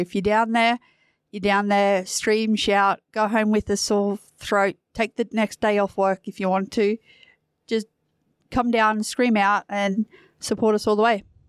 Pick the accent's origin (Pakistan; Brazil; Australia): Australia; New South Wales; moved away as an adult; now in Perth, Australia; I'm originally from New South Wales